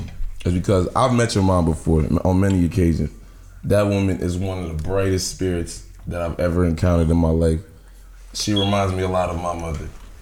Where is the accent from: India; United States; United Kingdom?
United States; outskirts of Baltimore, Maryland; I'm not even from Baltimore, just the outskirts.